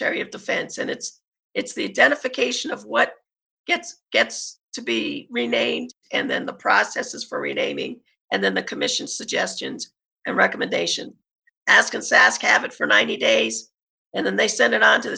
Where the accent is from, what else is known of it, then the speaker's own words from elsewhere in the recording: Colorado, United States; My dad was there, so I grew up in Colorado